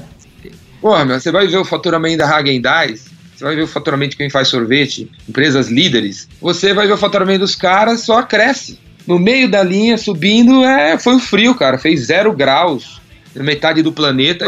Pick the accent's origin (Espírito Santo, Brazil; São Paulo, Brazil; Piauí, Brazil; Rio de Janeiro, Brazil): São Paulo, Brazil; eu sou de São Paulo, sou paulistano